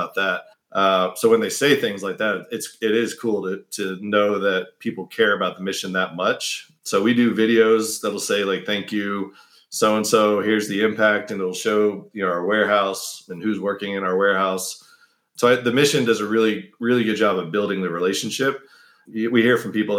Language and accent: English; United States; I was the only American in the family